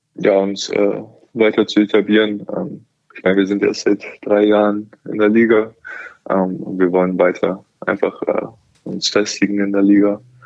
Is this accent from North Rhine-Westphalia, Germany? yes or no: no; Hamburg, Germany; Hamburg meine Heimatstadt ist